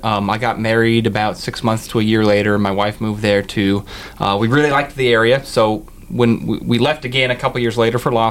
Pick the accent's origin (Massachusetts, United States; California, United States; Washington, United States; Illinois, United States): Washington, United States; Olympia; now in Auburn, United States; I grew up in Olympia, lived here my entire life, and then I went off to college on the East Coast, and when I moved back home